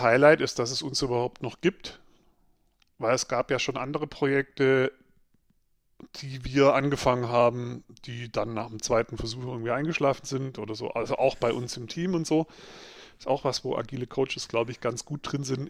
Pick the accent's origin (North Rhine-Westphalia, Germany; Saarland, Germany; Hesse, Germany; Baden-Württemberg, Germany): Baden-Württemberg, Germany; Swabia; ich bin ja äh, im Schwabeländle aufgewachsen